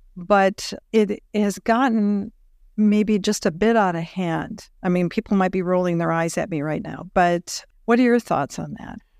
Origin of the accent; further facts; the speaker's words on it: Nebraska, United States; We're Nebraskans